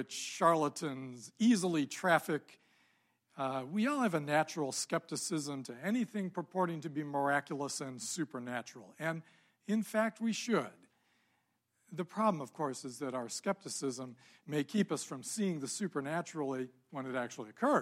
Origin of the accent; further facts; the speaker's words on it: Ann Arbor, Michigan, United States; I grew up in Ann Arbor